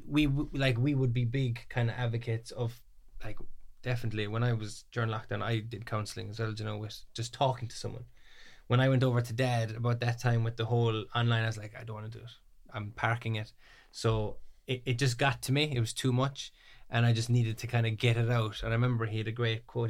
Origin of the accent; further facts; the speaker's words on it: Ballymac, Munster, Ireland; I'm twenty-three, I'm from Kerry, Ballymacc.